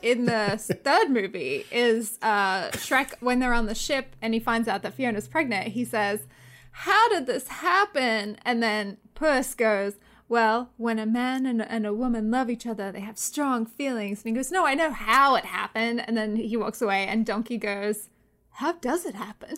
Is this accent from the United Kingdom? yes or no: no; Australia; "Where are you from?" I was like, "Oh, Australia."